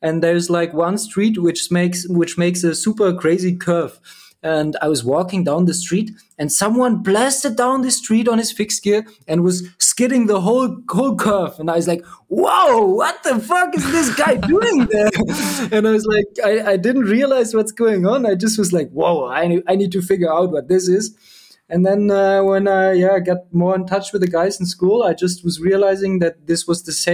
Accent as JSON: {"language": "English", "region": "Berlin", "country": "Germany", "said": "I'm from Berlin"}